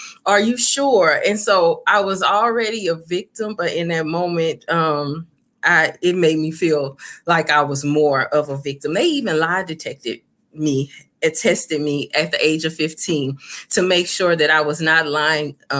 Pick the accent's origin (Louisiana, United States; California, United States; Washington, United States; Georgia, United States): Louisiana, United States; Baton Rouge; moved away; being raised in Louisiana